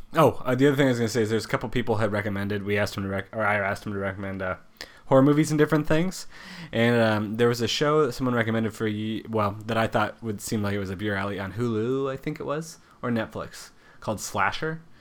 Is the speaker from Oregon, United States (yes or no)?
yes; Oregon, United States; in my home state of Oregon